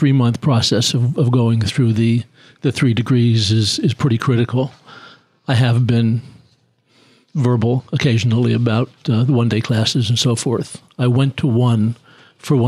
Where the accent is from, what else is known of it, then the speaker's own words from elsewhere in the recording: Philadelphia, Pennsylvania, United States; I'm from Philly.